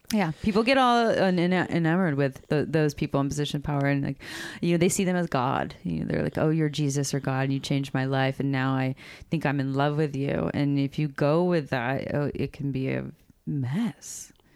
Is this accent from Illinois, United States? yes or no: no; Santa Cruz, California, United States; We grew up in Santa Cruz